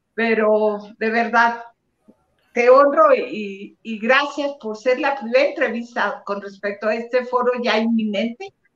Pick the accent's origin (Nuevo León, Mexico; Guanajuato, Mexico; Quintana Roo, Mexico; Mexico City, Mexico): Nuevo León, Mexico; Monterrey; de donde soy yo, de Monterrey, Nuevo León